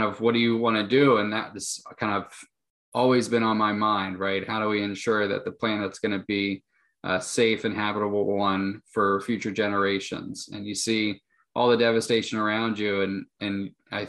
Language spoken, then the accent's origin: English; Western Pennsylvania, United States; I grew up in Western PA in a very rural town